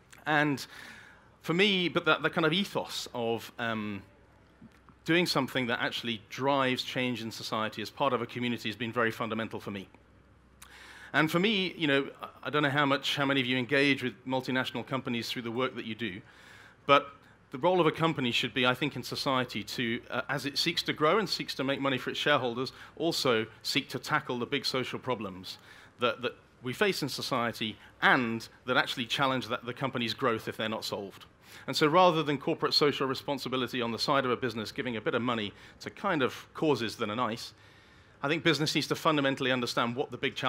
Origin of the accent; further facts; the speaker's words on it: Birmingham, West Midlands, United Kingdom; I grew up in Birmingham in the UK, a city in the center of the UK, in a pretty deprived part of Birmingham, one of the most deprived parts of the country.